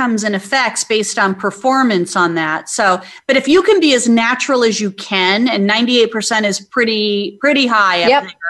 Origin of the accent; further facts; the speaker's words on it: Phoenix, Arizona, United States; now in Atlanta, United States; I'm from Phoenix, Arizona, so that's what I'm used to. I moved here to Atlanta